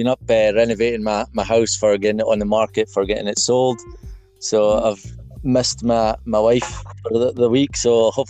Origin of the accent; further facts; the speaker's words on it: Peterhead, Scotland, United Kingdom; moved away as an adult; now in Glasgow, United Kingdom; I'm from Peterhead.